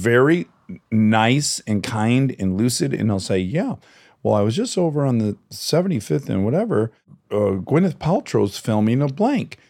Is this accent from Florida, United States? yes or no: no; Detroit, Michigan, United States; moved away; I know what it's like to grow up in Detroit